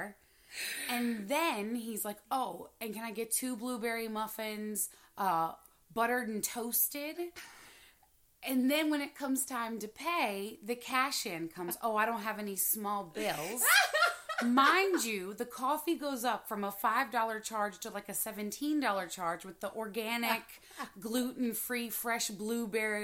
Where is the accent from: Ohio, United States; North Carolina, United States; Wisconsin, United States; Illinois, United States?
North Carolina, United States; moved away; also born or lived in Dominican Republic; I am from North Carolina, born and raised literally beside a swamp